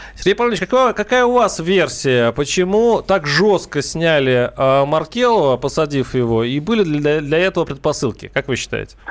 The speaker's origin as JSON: {"language": "Russian", "town": "Saransk", "region": "Mordovia", "country": "Russia", "tie": "born or raised there", "moved": "yes", "said": "я сам вырос в Мордовии, город Саранск"}